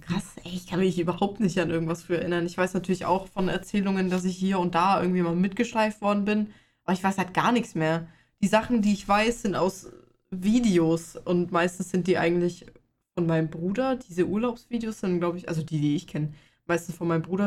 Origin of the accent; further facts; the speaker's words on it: Bavaria, Germany; Ich komme aus Bayern